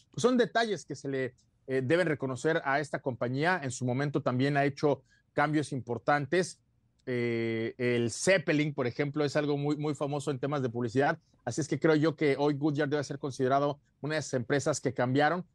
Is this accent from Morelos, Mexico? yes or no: yes; Cuernavaca, Morelos, Mexico; para quienes somos de Cuernavaca